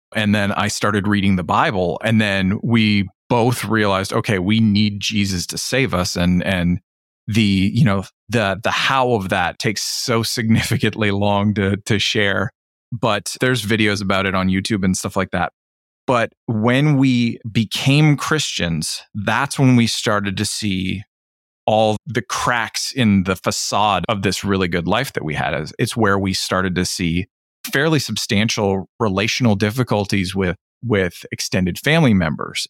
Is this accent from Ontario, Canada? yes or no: yes; Ontario, Canada; a good Canadian who didn't live in Toronto